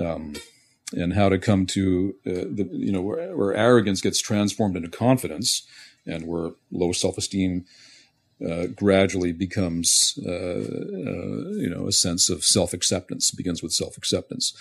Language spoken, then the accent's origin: English; Montreal, Quebec, Canada; moved away; also born or lived in west coast of North America; I was born and raised in Montreal